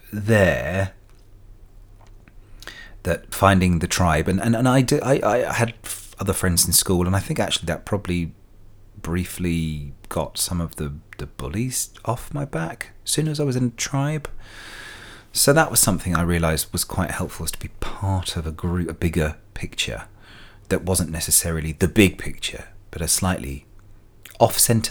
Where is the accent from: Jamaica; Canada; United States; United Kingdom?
United Kingdom; London; all this stuff was happening in London, and I was from London, for want of better Heathrow airports